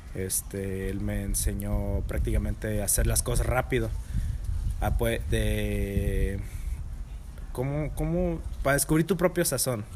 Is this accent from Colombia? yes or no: no; Monterrey, Nuevo León, Mexico; soy regio